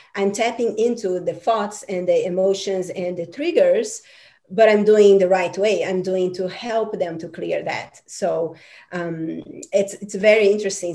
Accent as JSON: {"language": "English", "country": "Brazil", "tie": "born or raised there", "said": "I'm from Brazil, and um, you know, Brazil is this um, amazing uh, cultural country"}